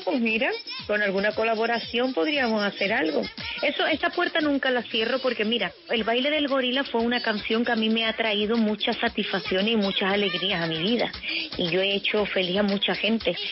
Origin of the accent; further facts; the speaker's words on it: Spain; Soy la cantante española